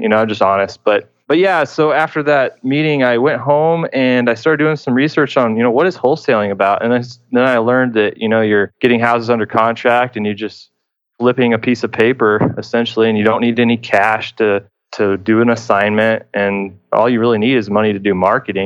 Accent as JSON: {"language": "English", "town": "Houston", "region": "Texas", "country": "United States", "said": "I am from Houston, Texas"}